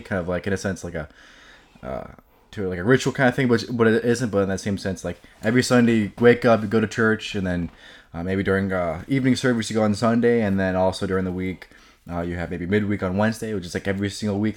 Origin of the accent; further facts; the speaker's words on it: Elmhurst, Illinois, United States; Grew up in Elmhurst my whole life, pretty much.